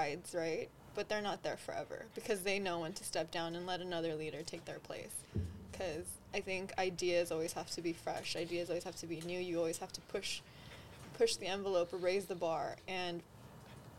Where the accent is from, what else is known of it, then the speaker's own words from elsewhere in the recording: Los Angeles, California, United States; being from Los Angeles and me being comfortable and being Korean American